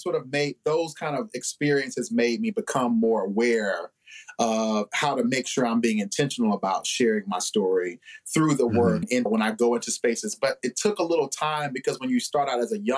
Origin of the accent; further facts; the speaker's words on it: Newberry, South Carolina, United States; now in Columbia, United States; I'm from Newberry, South Carolina, so we didn't have a lot of that going on in Newberry.